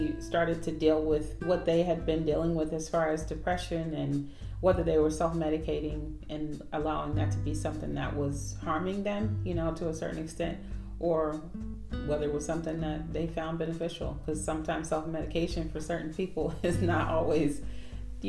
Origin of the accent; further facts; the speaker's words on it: California, United States; I'm from California